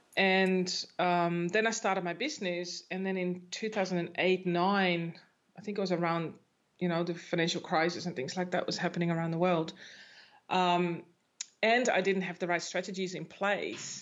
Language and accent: English; Netherlands; moved away; I'm from the Netherlands